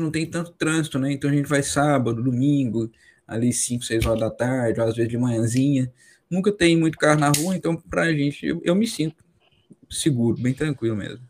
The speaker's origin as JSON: {"language": "Portuguese", "region": "Minas Gerais", "country": "Brazil", "moved": "yes", "said": "eu sou de Minas, né? morava no interior de Minas."}